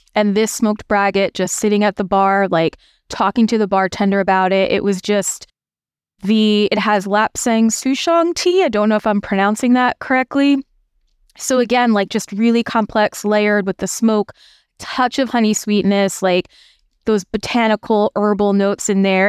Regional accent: United States; I'm from the States

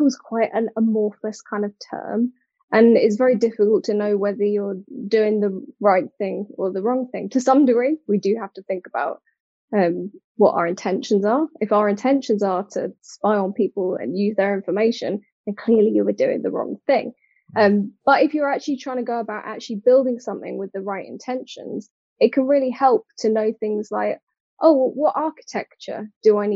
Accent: United Kingdom; accent: British; moved away as an adult; now in Cork, Ireland; based out of Cork, but obviously you can hear from my accent, very much British

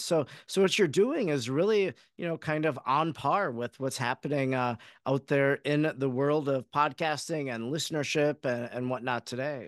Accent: Oconto, Wisconsin, United States; I grew up in Oconto, Wisconsin

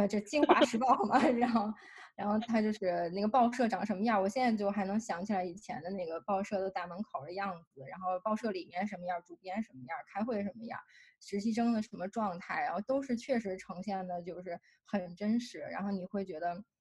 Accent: China; moved away as an adult; 从中国来的留学生，包括我

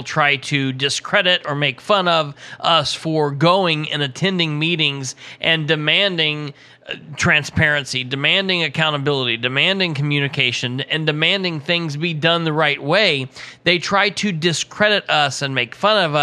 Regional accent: Muncie, Indiana, United States; also born or lived in Winchester; I was born and raised in Muncie

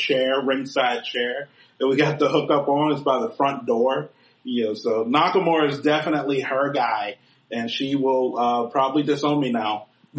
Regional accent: New York City, New York, United States; now in Florida, United States; me living in Florida, my mother lives in South Jersey. And I was going back home to New York. I'm from Queens.

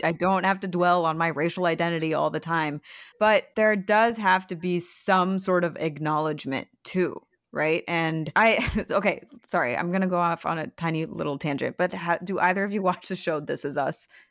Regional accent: Michigan and Ohio, Midwest, United States; when I was in high school and growing up in Michigan and Ohio

